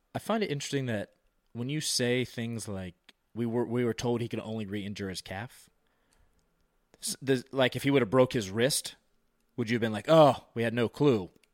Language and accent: English; Virginia, United States; My buddy Omar, we grew up in Virginia